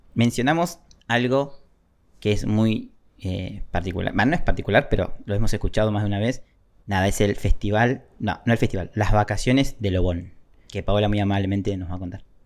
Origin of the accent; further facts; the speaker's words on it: Argentina; yo soy argentino